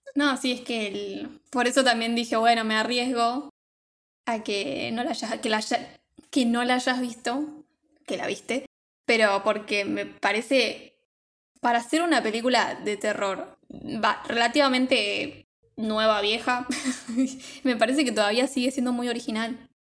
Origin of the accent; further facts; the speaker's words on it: Argentina; acá en Argentina en mi época de chica